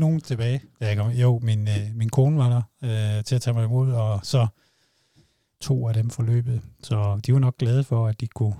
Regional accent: Funen, Southern Denmark, Denmark; jeg er jo fra Fyn

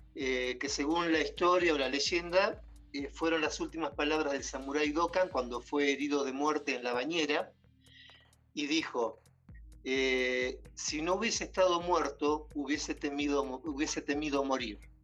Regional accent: Bordenave, Buenos Aires Province, Argentina; moved away as an adult; also born or lived in Mar del Plata, Argentina; now in Quito, Ecuador; soy de Argentina de dos lugares. De Bordenave, que es un pueblo muy chiquito, de 800 habitantes. y a los 12 años me fui a vivir a Mar del Plata y viví en Mar del Plata hasta hace cuatro meses

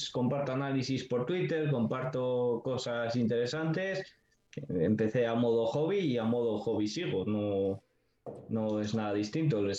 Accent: Segovia, Castile and León, Spain; yo soy un chico de 20 años que soy de Segovia

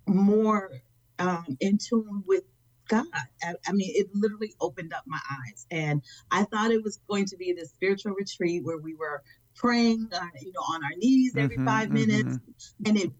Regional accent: Chicago, Illinois, United States; I am from Chicago, Illinois

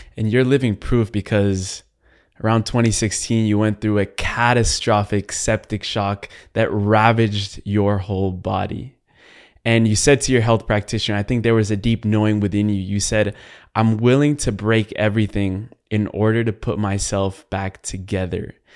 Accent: Colombia; I am from Latin America. I'm Colombian

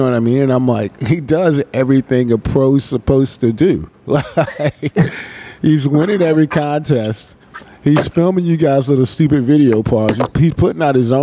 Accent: Florida, United States; I'm just a little kid in Florida

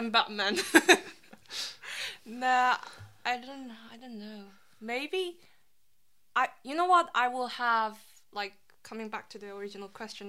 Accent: South Korea; now in United Kingdom; Well, I'm from South Korea

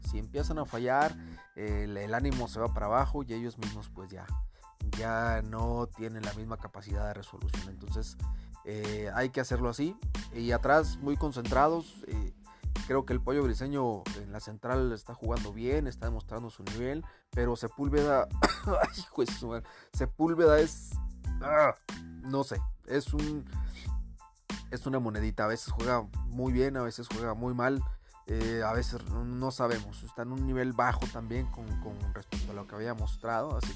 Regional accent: Guadalajara, Jalisco, Mexico; yo soy de Guadalajara, obviamente le voy a Guadalajara

